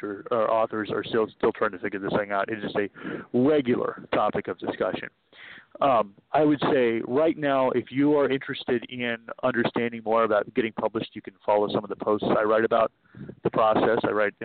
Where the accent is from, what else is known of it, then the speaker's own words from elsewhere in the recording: East Bay, San Francisco Bay Area, California, United States; I was born in the East Bay, and I grew up there, and we still live there